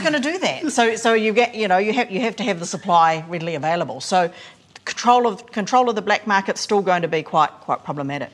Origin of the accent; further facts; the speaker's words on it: Hokianga, Northland, New Zealand; so I'm from Hokianga and, and from the coast